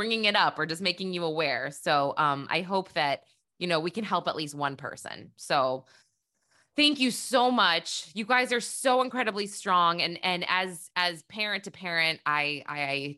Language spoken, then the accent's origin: English; New Hampshire, United States; moved away; my hometown in New Hampshire